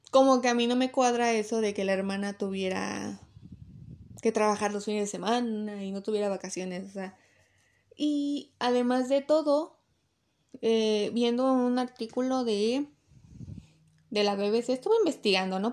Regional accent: Mexico; yo soy de México

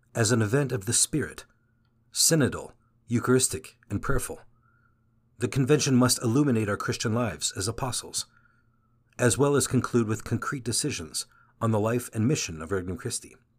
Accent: Mexico City, Mexico; I'm from Mexico City, the oldest of six siblings

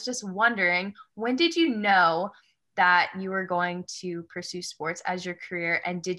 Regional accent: United States; moved away as an adult; now in Canada; I'm in my second year in sport media. I'm actually from the States too.

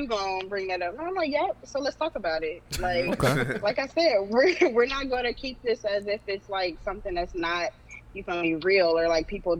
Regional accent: Dayton, Ohio, United States; I'm from Dayton, Ohio

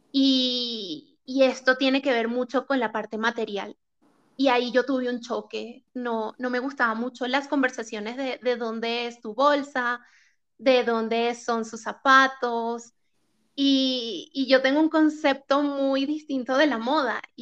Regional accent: Venezuela; now in Chile; Luego, el otro como acontecimiento fue cuando me mudé de Venezuela a Chile y me enfrenté a la realidad de que tenía que meter prácticamente mi vida en dos maletas.

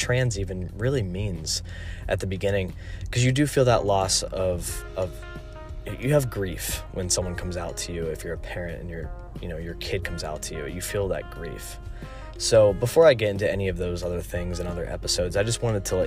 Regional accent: North Carolina, United States; I'm from North Carolina

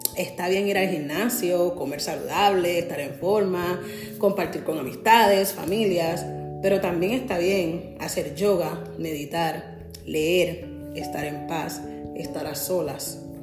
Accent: San Juan, Puerto Rico; now in New Jersey, United States; soy de San Juan, Puerto Rico

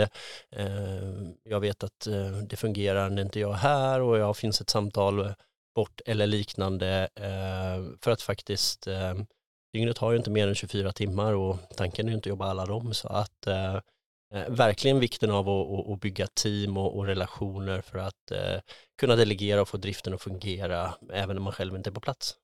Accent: Tranås, Jönköping County, Sweden; moved away as an adult; also born or lived in Sälen / Lysekil / Skövde; now in Gothenburg, Sweden; jag är eh, född och uppvuxen i, eh, utanför Tranås

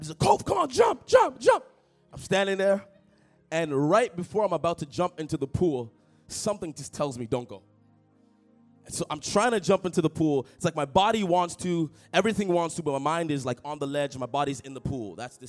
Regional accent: Toronto, Ontario, Canada; moved away as an adult; now in Ottawa, Canada; I grew up in Toronto, a neighborhood of Toronto, a suburb called Etobicoke

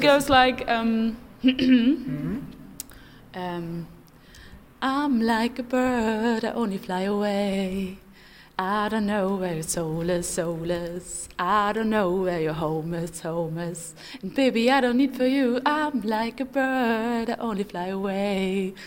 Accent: Dortmund, North Rhine-Westphalia, Germany; I'm from Dortmund

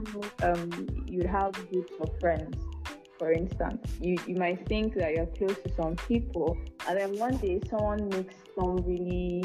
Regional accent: Enugu State, Nigeria; I grew up in Igbo land

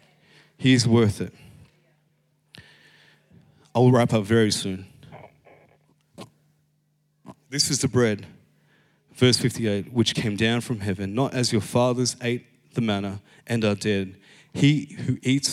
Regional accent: Philippines; I'm Filipino.

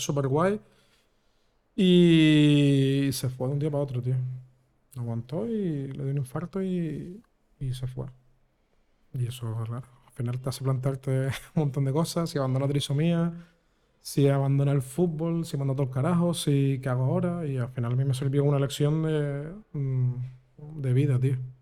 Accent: Vega de San Mateo, Canary Islands, Spain; also born or lived in Guanarteme, Las Palmas de Gran Canaria; Mi, infancia lo mejor que me ha pasado es ser de pueblo y de loco. Y cuando me vine a Guanarteme, directamente de San Mateo

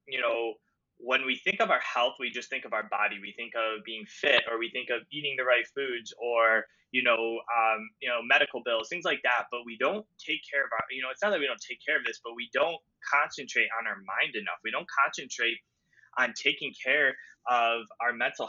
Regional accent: Cleveland, Ohio, United States; I'm from Cleveland, Ohio

